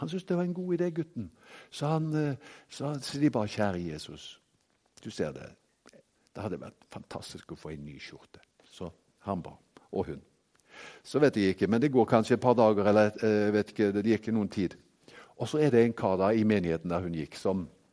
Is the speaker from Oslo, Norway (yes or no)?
no; Haugesund, Rogaland, Norway; now in Kristiansand, Norway; Jeg er jo fra Haugesund opprinnelig, men bor jo i Kristiansand og har bodd der i 20 år nå.